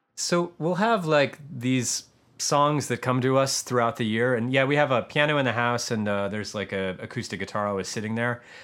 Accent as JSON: {"language": "English", "region": "Michigan", "country": "United States", "moved": "yes", "lives_now": "Los Angeles, United States", "said": "I am from Michigan"}